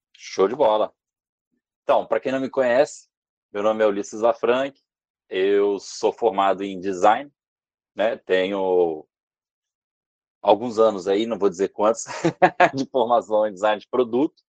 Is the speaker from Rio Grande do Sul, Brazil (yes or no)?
no; Vitória, Espírito Santo, Brazil; Eu sou da Vitória no Espírito Santo